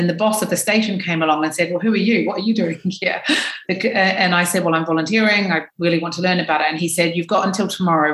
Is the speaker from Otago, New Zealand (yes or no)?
yes; Dunedin, Otago, New Zealand; moved away as an adult; now in London, United Kingdom; my hometown in New Zealand